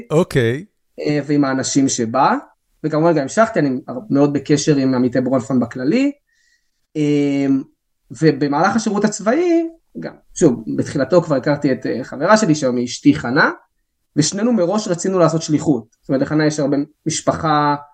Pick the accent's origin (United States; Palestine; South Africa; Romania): Palestine; Alon Shvut, West Bank; אני גדלתי באלון שבות, בוא נגיד שאני לא, האנגלית שלי לא הייתה איזה משהו וואו